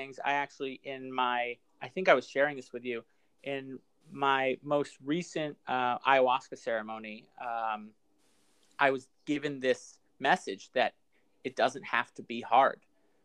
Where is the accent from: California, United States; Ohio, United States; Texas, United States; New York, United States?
New York, United States; I'm born and raised in New York.